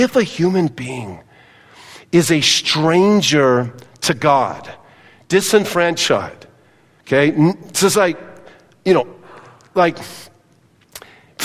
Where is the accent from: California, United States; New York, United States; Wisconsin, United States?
California, United States; Southern; I grew up in Southern California on soccer fields and baseball fields and football fields